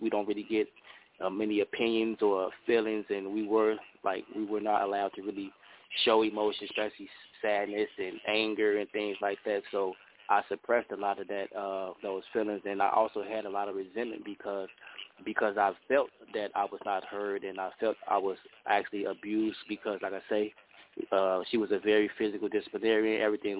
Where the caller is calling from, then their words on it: Chicago, Illinois, United States; I'm calling in from Chicago.